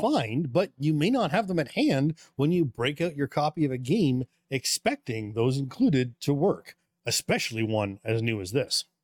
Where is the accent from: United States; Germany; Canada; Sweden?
Canada; as a Canadian